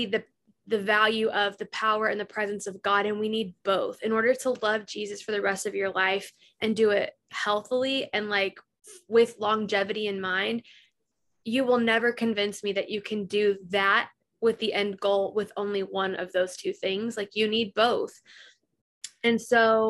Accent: the South, United States; we grew up in the South

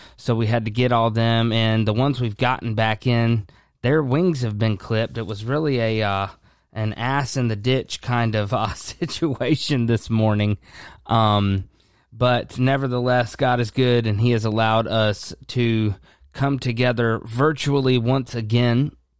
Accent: United States; we as the American church overall

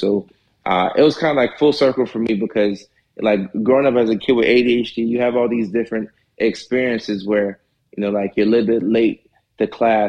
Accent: Nashville, Tennessee, United States; also born or lived in Ghana / Norway / Atlanta; So I was born in Ghana and then left when I was one. You know, we moved to Norway, you know, which is another small country in Europe. So we're there for about 5-6 years. And after that, we moved to Nashville, Tennessee.

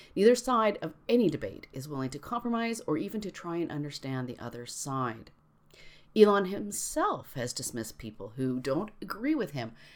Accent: Canada; I'm Canadian

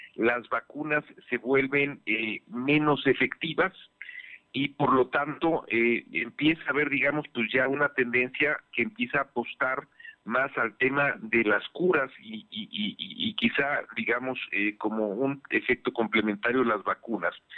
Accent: Puebla, Mexico; como poblanos, como mexicanos

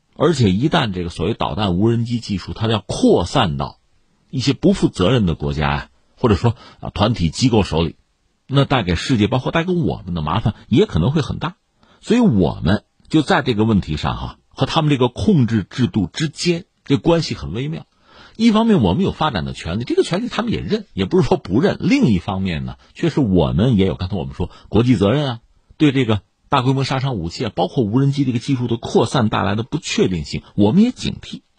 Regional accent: China; 我们中国人

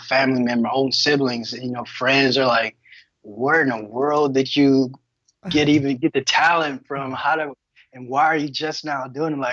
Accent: Detroit, Michigan, United States; I'm from Detroit, Michigan, born and raised

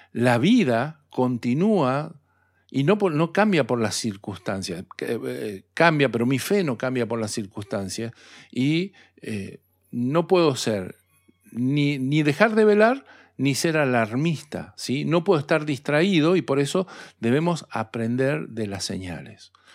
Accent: Argentina; Dios me trajo a este lugar y no se equivocó cuando Dios me trajo a este lugar. Y cuando yo tuve hijos en este lugar

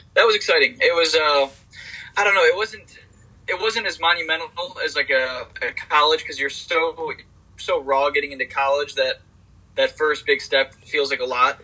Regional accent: Michigan, United States; I'm from Michigan

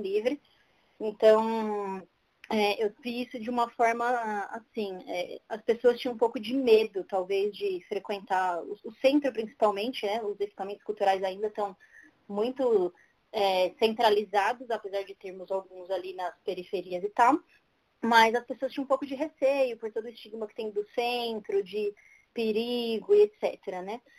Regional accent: São Paulo, Brazil; also born or lived in Guarulhos; sou aqui da cidade de São Paulo. É, eu moro aqui desde sempre, exceto no meu primeiro ano de vida, que meus pais me tiveram e moraram lá em Guarulhos.

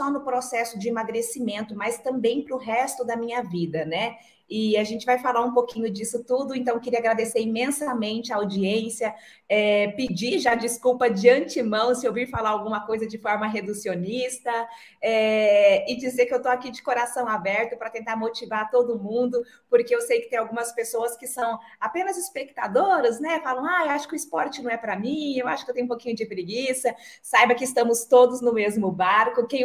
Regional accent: Dourados, Mato Grosso do Sul, Brazil; eu tive uma infância simples é, no interior do Mato Grosso do Sul. Eu nasci e me criei em Dourados que é a segunda maior cidade do nosso estado

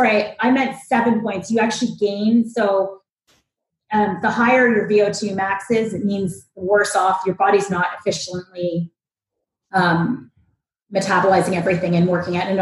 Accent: Ottawa, Ontario, Canada; moved away as an adult; also born or lived in Toronto / Hoboken; now in United States; Ottawa, which is where I'm born, where I was born

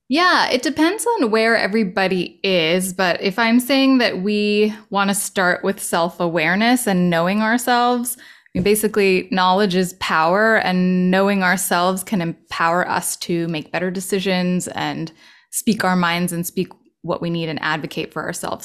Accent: Los Angeles, California, United States; moved away as an adult; also born or lived in New York City; recently moved back to L A, my hometown

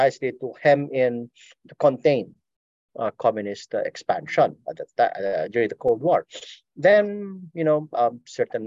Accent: Philippines; I come from the Philippines

